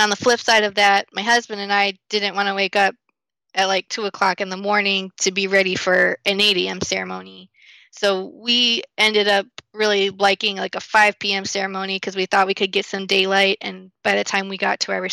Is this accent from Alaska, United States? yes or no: no; Michigan, United States; moved away; I'm from Michigan originally